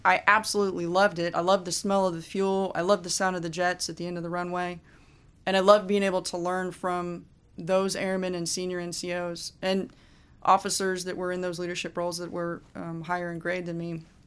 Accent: Fairborn, Ohio, United States; moved away as an adult; Fairborn, Ohio is my hometown, and I went, went to school K through twelve

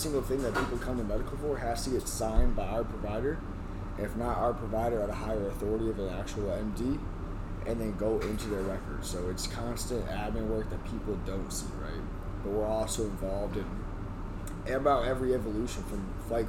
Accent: Canada; moved away; I'm up here from Canada

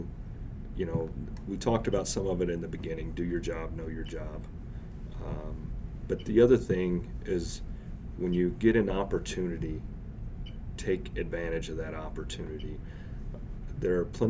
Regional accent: Oklahoma, United States; moved away; also born or lived in Missouri; I grew up in Oklahoma and Missouri.

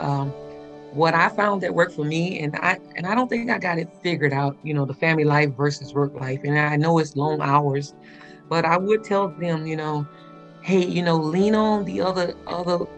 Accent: Tuskegee, Alabama, United States; moved away; I'm from Tuskegee, Alabama

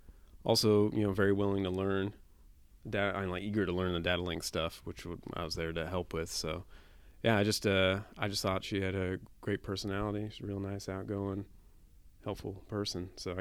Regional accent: Washington, United States; moved away as an adult; also born or lived in Florida; I'm from Washington originally

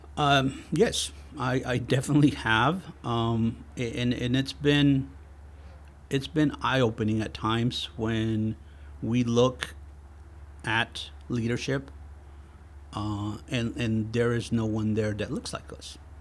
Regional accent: Texas, United States; also born or lived in Mexico / Houston, Texas; I am originally from Mexico, uh, and, uh, I lived most of my youth in Texas

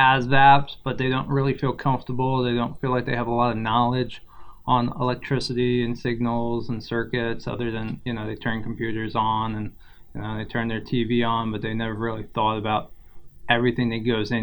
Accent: New York and Long Island, United States; moved away; also born or lived in St. Thomas, U.S. Virgin Islands; I was born in St. Thomas, Virgin Islands. I grew up in New York and Long Island.

